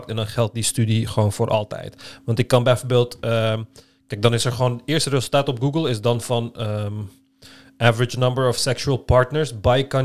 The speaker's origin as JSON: {"language": "Dutch", "country": "Turkey", "said": "als Turk"}